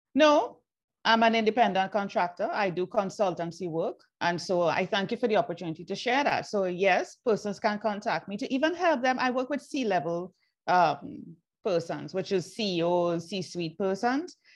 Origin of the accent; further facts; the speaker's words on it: Trinidad & Tobago; moved away as an adult; also born or lived in Jamaica; I was born in Trinidad and Tobago. Then I migrated